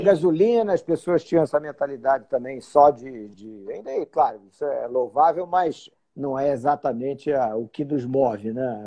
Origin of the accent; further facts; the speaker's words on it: Rio de Janeiro, Brazil; moved away as an adult; now in Brasília, Brazil; sou carioca, moro em Brasília né, já há muitos anos, desde 79.